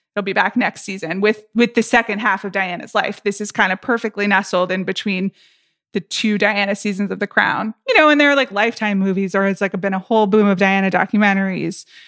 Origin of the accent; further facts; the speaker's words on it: United States; I'm American